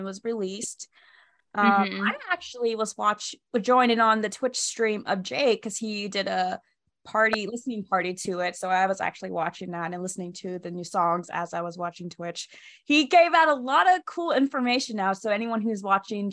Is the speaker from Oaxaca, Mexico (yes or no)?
yes; Oaxaca, Mexico; moved away; I was born in Mexico. I was born in Oaxaca